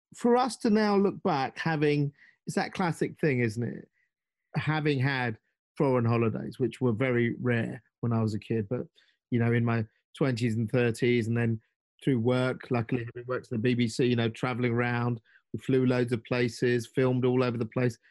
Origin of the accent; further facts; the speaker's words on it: London, United Kingdom; London background. Parents were Indian immigrants